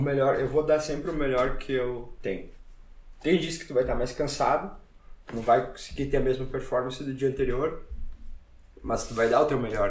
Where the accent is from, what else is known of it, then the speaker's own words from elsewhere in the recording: Brazil; moved away as an adult; sou, sou brasileiro, faço jiu-jitsu